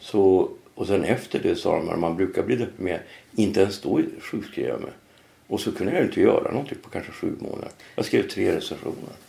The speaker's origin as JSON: {"language": "Swedish", "region": "Norrland", "country": "Sweden", "also_born_or_lived": "Trondheim, Norway", "moved": "as an adult", "lives_now": "Stockholm, Sweden", "said": "jag är ju från Norrland"}